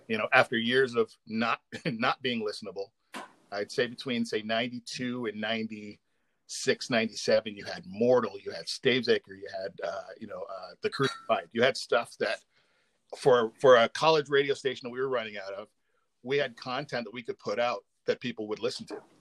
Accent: Canada; also born or lived in Windsor, Ontario; we're both Canadian

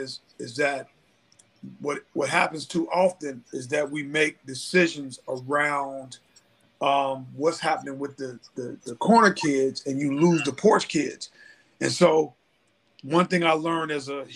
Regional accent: Cincinnati, Ohio, United States; I grew up in Cincinnati, Ohio, in this community called Avondale

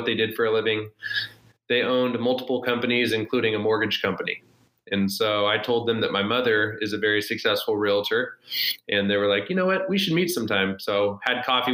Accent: Elk Grove, California, United States; also born or lived in Sacramento; We grew up in Elk Grove.

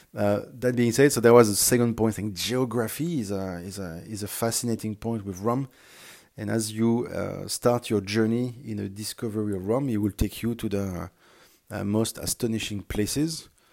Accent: France; accent: French; English is a second language; moved away as an adult; also born or lived in Singapore; now I'm back in France, uh, which is home, and you had probably found out based on my accent that France is my home country.

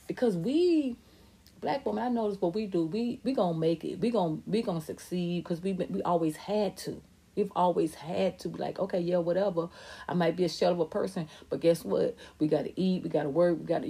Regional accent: Atlanta, Georgia, United States; I was raised in Atlanta. I'm from Atlanta, ATL

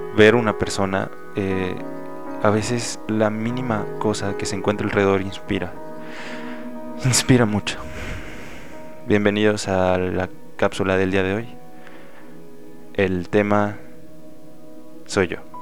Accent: León, Guanajuato, Mexico; Soy leonés, guanajuatense. He vivido aquí toda mi vida

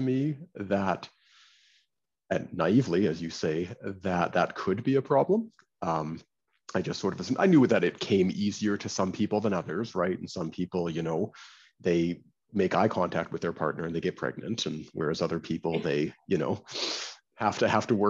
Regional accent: Canada; now in New York, United States; And I'm Canadian. I don't know if people can hear from my accent or not

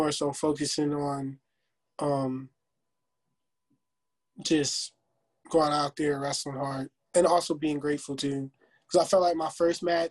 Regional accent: New Jersey, United States; moved away as an adult; now in Virginia, United States; we're both from Jersey

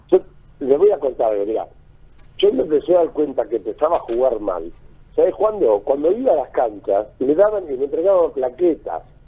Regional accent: Argentina; moved away; soy un Renek argentino.

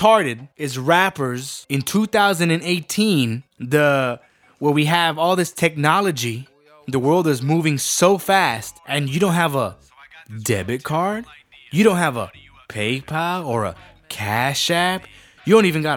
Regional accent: San Benito, Texas, United States; San Benito, Texas. Or, as the rest of us know over here, San Bene, the Resaca City, my hometown

